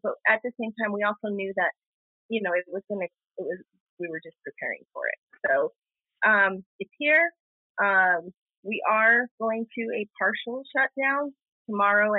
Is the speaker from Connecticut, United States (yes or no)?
no; Zuni, New Mexico, United States; I'm from Zuni, Hotshiwi, and Keshi.